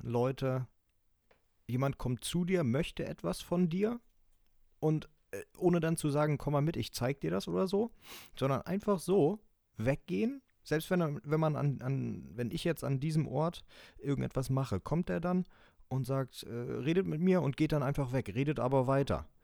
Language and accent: German; the North, Northern Germany, Germany; bei uns im Norden